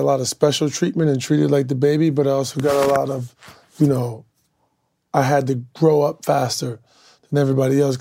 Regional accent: Akron, Ohio, United States; I came up from Akron, Ohio. Grew up north side of Akron.

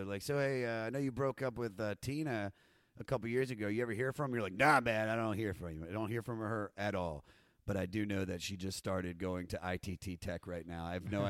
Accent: New York, United States; Growing up in New York, there's a really, this is a town that's built on

